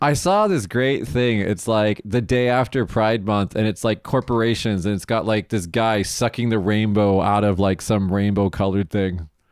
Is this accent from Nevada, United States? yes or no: yes; Las Vegas, Nevada, United States; moved away as an adult; now in Japan; in the state of Nevada, my hometown. Oh my God, when I was, when I flew home to Vegas